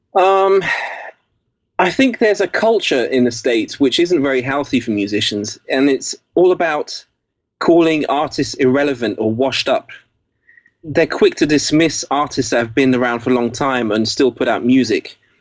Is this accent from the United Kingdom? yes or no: yes; England, United Kingdom; accent: English; first language English; also born or lived in Basel, Switzerland